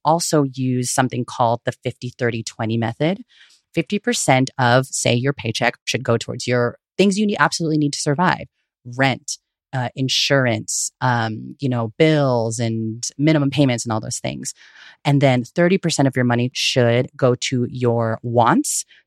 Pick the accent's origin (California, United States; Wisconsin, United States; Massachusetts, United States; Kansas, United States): California, United States; Bay Area; I am born and raised in the Bay Area, also known as unceded Ohlone territory